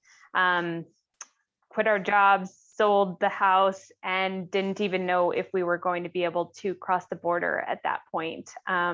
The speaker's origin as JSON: {"language": "English", "town": "Seattle", "region": "Washington", "country": "United States", "moved": "as an adult", "lives_now": "Rossland, Canada", "said": "We're originally from Seattle"}